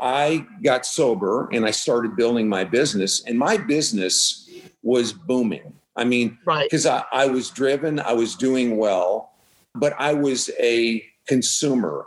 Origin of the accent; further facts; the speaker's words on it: Midwest, United States; now in Texas, United States; born and raised in the Midwest